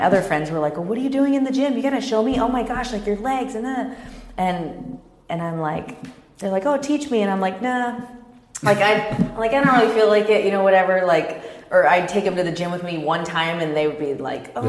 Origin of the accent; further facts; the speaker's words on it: Kansas, United States; also born or lived in Dallas, Texas; now in Orange County, United States; I grew up in Kansas